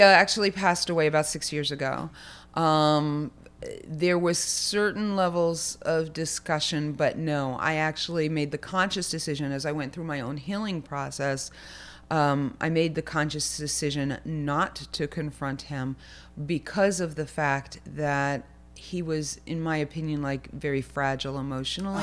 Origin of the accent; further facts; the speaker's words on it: Lakewood, New Jersey, United States; I was actually born in Lakewood